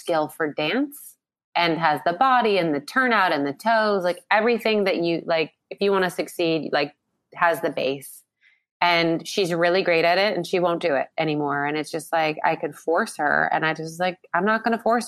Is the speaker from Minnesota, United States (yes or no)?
no; San Diego, California, United States; I grew up in San Diego